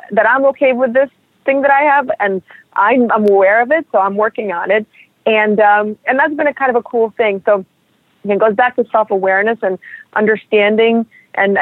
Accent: New York City, New York, United States; also born or lived in Russia; I'm a New Yorker and I'm a Russian person

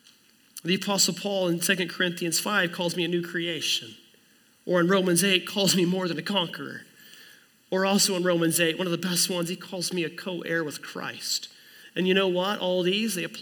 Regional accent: Oklahoma, United States; I was born in Oklahoma in 1982 to a man named Kelly and a woman named Kathleen

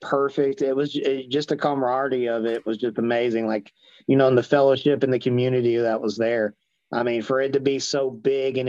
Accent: Marietta, Georgia, United States; I'm from Cobb County originally. So I grew up around like Marietta, Kennesaw area.

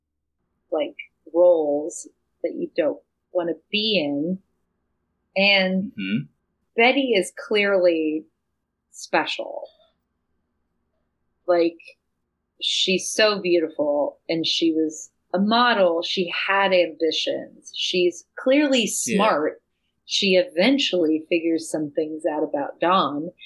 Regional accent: Tennessee, United States; moved away as an adult; also born or lived in Arkansas / New York; now in Los Angeles, United States; I was from Tennessee and I was a country girl

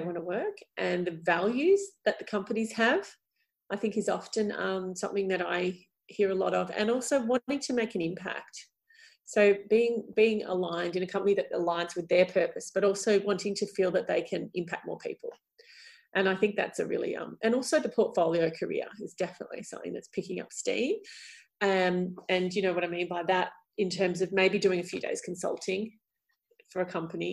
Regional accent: Melbourne, Victoria, Australia; we're both from Melbourne

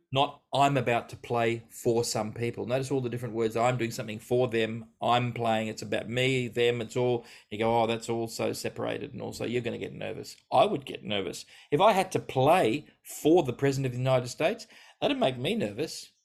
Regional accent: Australia; I grew up living in Australia

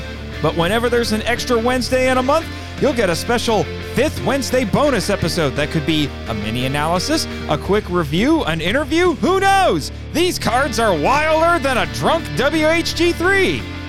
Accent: United States; Yes, we're moving from franchises to my home country! I've selected over a dozen of the best, and most infamous, giant monster films to come out of the US of A for this series

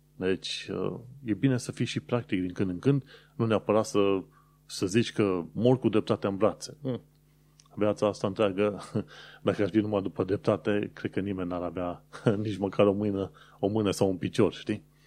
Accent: Romania; moved away as an adult; now in London, United Kingdom; oameni care venim din România

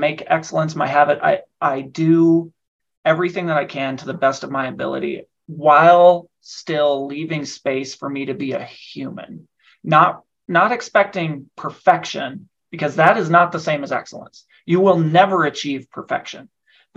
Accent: Nebraska, United States; also born or lived in Washington, D.C.; now in Denver, United States; I'm originally from Nebraska.

